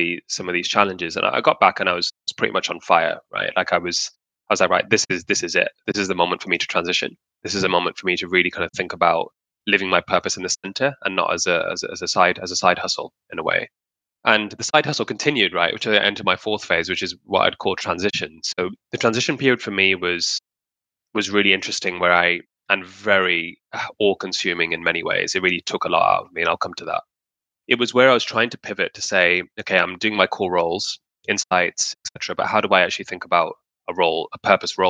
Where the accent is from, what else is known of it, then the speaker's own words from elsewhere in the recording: Pakistan; in Pakistan in my home country